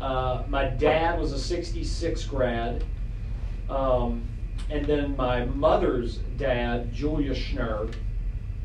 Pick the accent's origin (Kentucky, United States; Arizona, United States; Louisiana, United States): Kentucky, United States; Louisville; I grew up in Audubon Park in the shadows of St. X